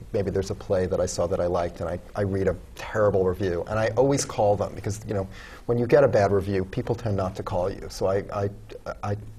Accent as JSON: {"language": "English", "region": "around New York", "country": "United States", "tie": "born or raised there", "said": "as a kid growing up around New York"}